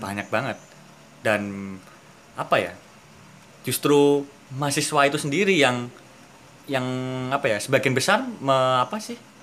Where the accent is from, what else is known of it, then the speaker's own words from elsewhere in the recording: East Java, Indonesia; kita orang Jawa Timur